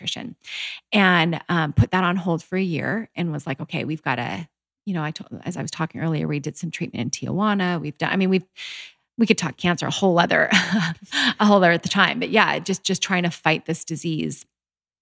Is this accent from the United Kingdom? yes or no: no; Canada; born or raised there; moved away as an adult; also born or lived in Utah